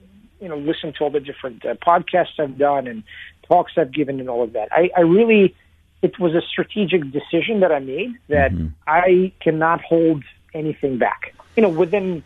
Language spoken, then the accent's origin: English; Lexington, Kentucky, United States; also born or lived in Moscow, Russia; I was a Russian kid growing up in Kentucky, of all places